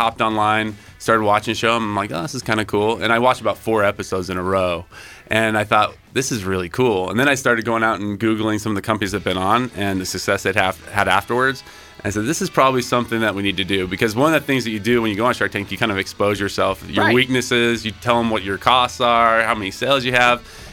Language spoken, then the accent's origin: English; Idaho, United States; we grew up in Idaho.